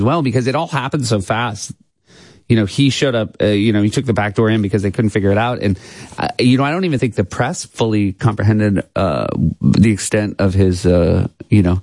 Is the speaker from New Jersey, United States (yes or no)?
no; New Hampshire, United States; now in New York, United States; I grew up in New Hampshire